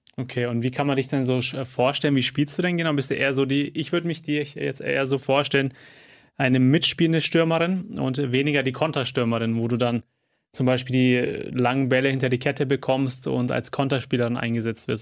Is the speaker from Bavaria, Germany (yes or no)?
yes; Fürth, Bavaria, Germany; Als gebürtiger Fürther und Kleeblatt-Fan